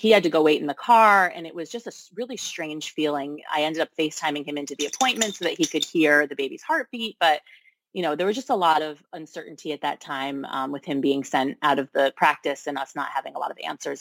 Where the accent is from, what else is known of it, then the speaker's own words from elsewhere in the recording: Connecticut, United States; now in Brooklyn, United States; I'm originally from Connecticut